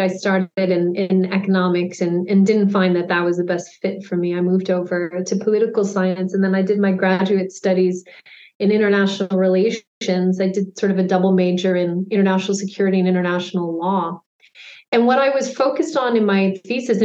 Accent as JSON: {"language": "English", "country": "Canada", "also_born_or_lived": "United Kingdom / Zimbabwe", "said": "I'm Canadian"}